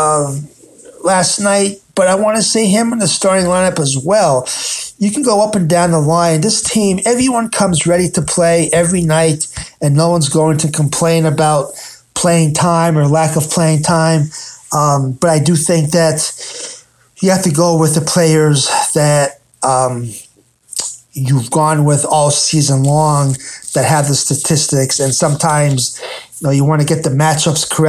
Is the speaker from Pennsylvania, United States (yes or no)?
yes; Philadelphia, Pennsylvania, United States; now in Tampa, United States; I'm from the Northeast, I'm from the Philadelphia area up there